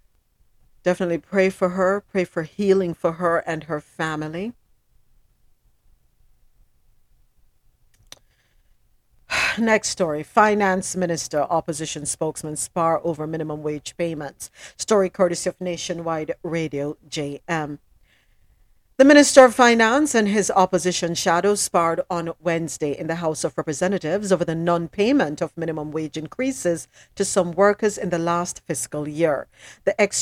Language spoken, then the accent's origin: English; Jamaica; I am Jamaican. Mm-mm. I am Jamaican